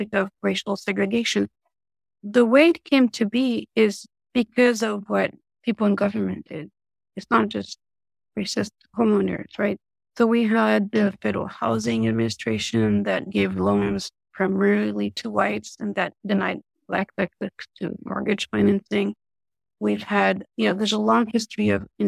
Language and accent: English; Paris, Île-de-France, France; now in United States; Being born and raised in Paris